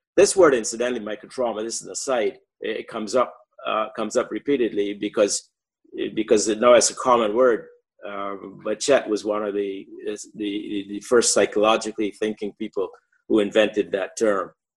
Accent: Barbados; moved away as an adult; I grew up in in Barbados.

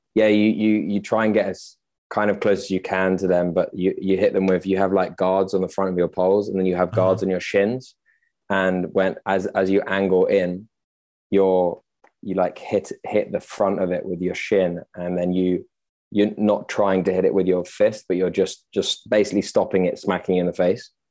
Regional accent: London, United Kingdom; also born or lived in Oxfordshire / France / Russia / Cuba; now in Amsterdam, Netherlands; born and raised in London

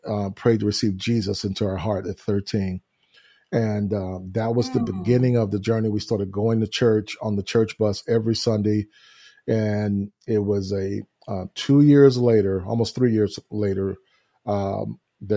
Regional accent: Houston, Texas, United States; I grew up in Houston, Texas, which is where we're located at now and where we live and reside. And it's my hometown

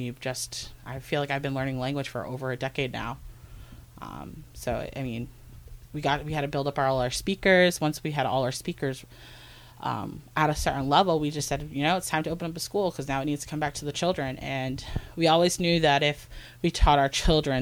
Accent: Mashpee, Massachusetts, United States; I grew up in Mashpee

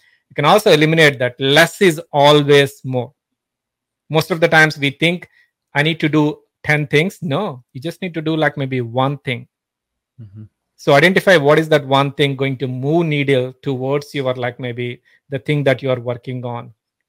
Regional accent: Pittsburgh, Pennsylvania, United States; I'm from Pittsburgh.

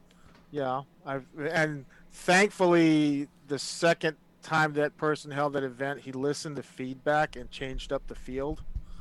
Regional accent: Hawaii, United States; moved away as an adult; now in Nebraska, United States; I'm from Hawaii originally.

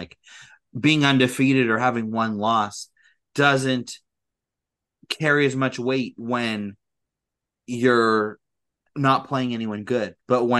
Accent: California, United States; I grew up in California

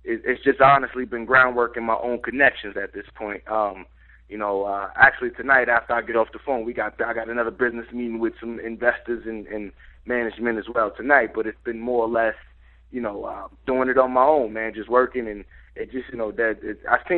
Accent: New York, United States; I'm from New York

